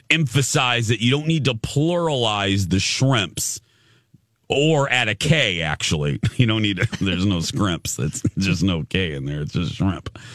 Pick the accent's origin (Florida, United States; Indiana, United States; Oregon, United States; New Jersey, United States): Indiana, United States; accent: Indiana; my Indiana accent